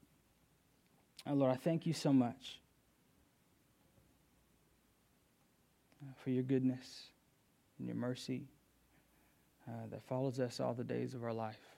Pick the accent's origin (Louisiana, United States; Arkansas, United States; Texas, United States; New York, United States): Texas, United States; Houston; moved away as an adult; now in Durham, United States; I'm from Houston, Texas, originally